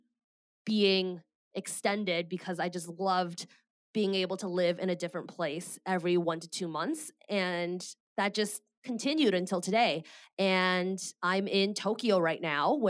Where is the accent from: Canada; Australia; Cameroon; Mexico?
Canada; moved away as an adult; also born or lived in Bay Area, California; I am Canadian and I moved to the Bay Area and found a job in tech